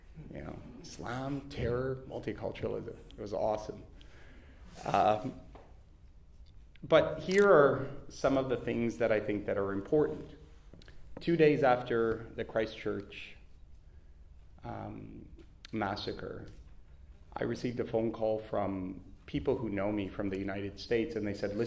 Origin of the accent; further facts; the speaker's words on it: Canada; now in Perth, Australia; I was born and raised in Canada